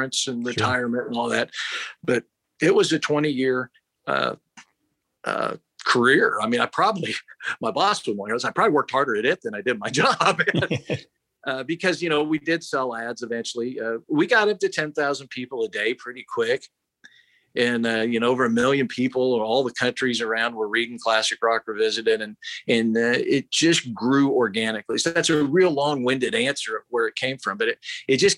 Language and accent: English; Kansas, Arkansas City, United States; I'd usually say I was from Wichita because I knew I say Arch City, Kansas